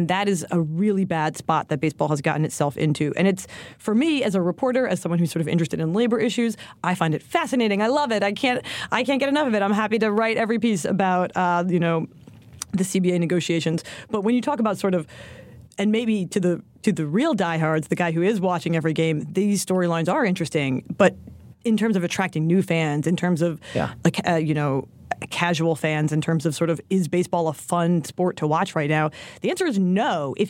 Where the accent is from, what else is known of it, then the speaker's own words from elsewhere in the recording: Philadelphia, Pennsylvania, United States; I'm from Philly